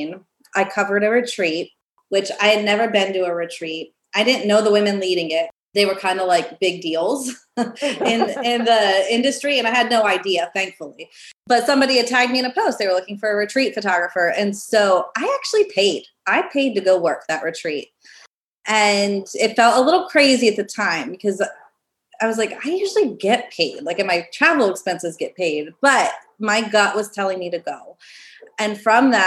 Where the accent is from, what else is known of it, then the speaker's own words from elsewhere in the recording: Pennsylvania, United States; moved away as an adult; my hometown, it was like just a small town in Pennsylvania